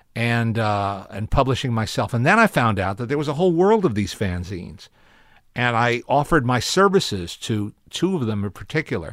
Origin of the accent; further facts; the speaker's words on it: Teaneck, New Jersey, United States; also born or lived in Manhattan, New York; North Jersey, Teaneck.